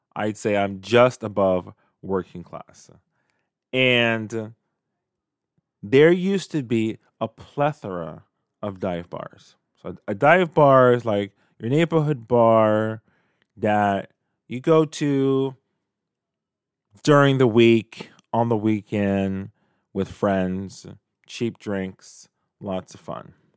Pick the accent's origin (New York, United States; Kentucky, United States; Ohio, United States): New York, United States; New York City; when I was a kid growing up in Canarsie, Brooklyn